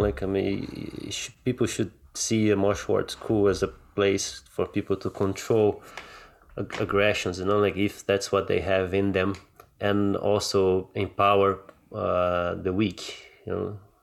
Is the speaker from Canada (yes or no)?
no; Rio de Janeiro, Brazil; moved away; I grew up in Brazil, right? Like, and, and, and Rio can get pretty rough sometimes